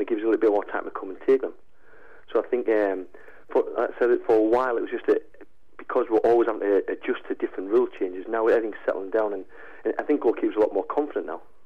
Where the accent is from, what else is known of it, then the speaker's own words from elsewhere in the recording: Sunderland, North East England, United Kingdom; also born or lived in Aberdeen; Sunderland's my hometown team